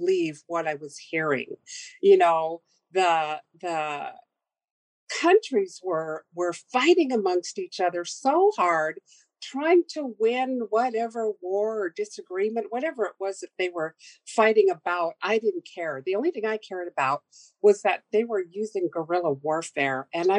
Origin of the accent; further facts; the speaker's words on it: Sitka, Alaska, United States; I was born in Sitka a very long time ago, and I have served on our tribal council for 8 years